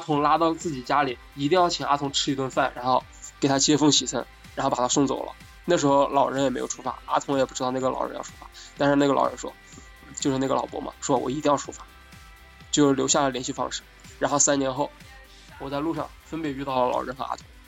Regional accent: Hubei, China; 我是湖北人，但是大学是在武汉上的，不是武汉本地人

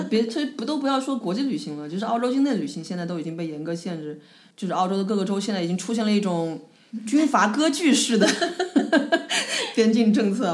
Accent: Changsha, Hunan, China; now in Melbourne, Australia; 在我的故乡长沙

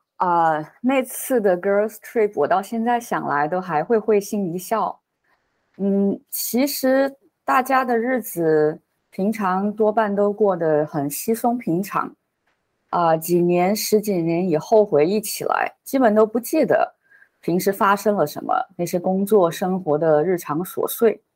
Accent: Chengdu, Sichuan, China; moved away as an adult; now in Southern California, United States; 我是成都人，呃，现在在南加州，

